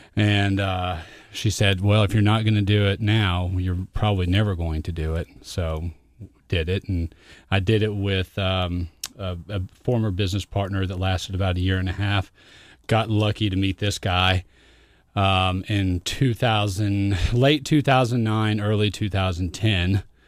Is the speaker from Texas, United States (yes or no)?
yes; Fort Worth, Texas, United States; I grew up in Fort Worth, Texas.